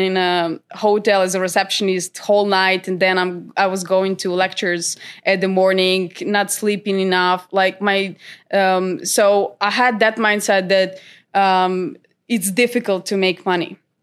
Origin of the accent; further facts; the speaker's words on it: North Macedonia; moved away as an adult; now in Sweden; I'm originally from North Macedonia, but I moved to Sweden, uh, seven years